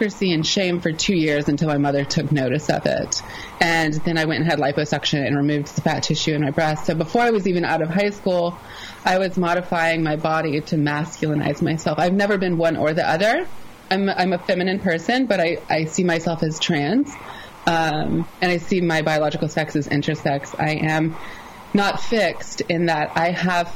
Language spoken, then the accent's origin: English; the South, United States; accent: Southern; I'm from the South, if you couldn't tell from my accent